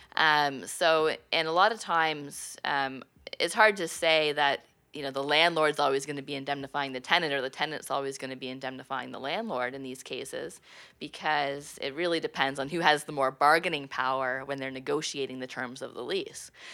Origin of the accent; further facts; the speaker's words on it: Prescott, Ontario, Canada; I'm originally from Prescott, Ontario